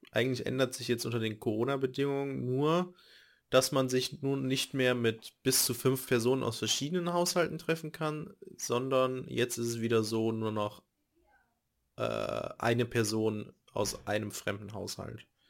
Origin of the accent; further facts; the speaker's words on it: Nettetal, North Rhine-Westphalia, Germany; in der Nähe von Nettetal, meinem Heimat, meiner Heimatstadt, wo ich geboren wurde, beziehungsweise wo ich aufgewachsen bin